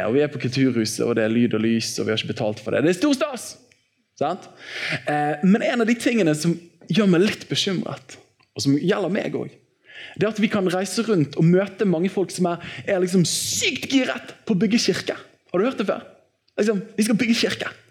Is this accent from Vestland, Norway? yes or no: yes; Bergen, Vestland, Norway; i Åsane frikirke, der jeg vokste opp